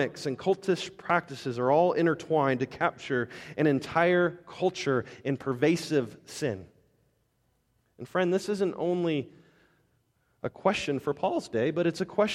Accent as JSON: {"language": "English", "town": "Las Vegas", "region": "Nevada", "country": "United States", "said": "I'm from Las Vegas."}